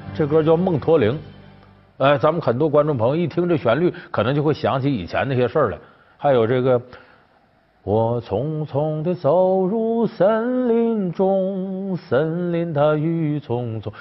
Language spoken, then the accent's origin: Chinese; Northeast China, China; moved away; 我这老家在东北